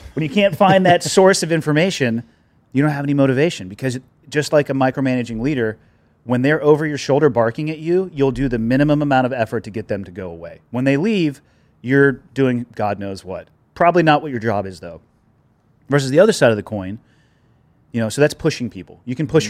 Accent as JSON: {"language": "English", "town": "Santa Cruz", "region": "California", "country": "United States", "tie": "born or raised there", "moved": "as an adult", "lives_now": "Montana, United States", "said": "growing up in Santa Cruz"}